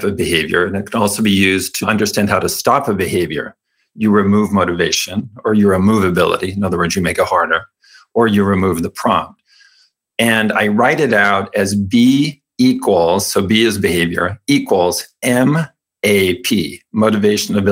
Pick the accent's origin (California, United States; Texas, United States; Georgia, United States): California, United States; I was raised Mormon in California